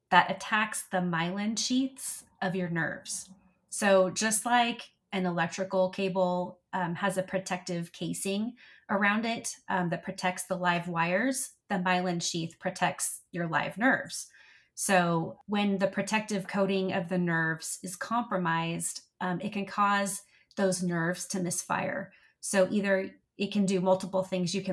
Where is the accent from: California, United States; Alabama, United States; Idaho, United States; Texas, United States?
Texas, United States; So I call Texas my home. I'm definitely a Texan.